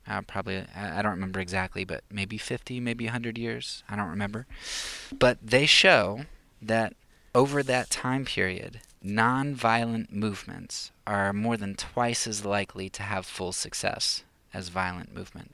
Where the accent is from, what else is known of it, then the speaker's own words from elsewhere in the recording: United States; I grew up in the United States